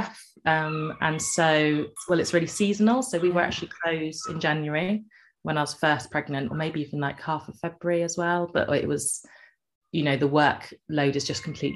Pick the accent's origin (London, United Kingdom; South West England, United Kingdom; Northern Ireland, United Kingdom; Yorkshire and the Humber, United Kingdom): South West England, United Kingdom; Cornwall; moved away; I'm from Cornwall and moved back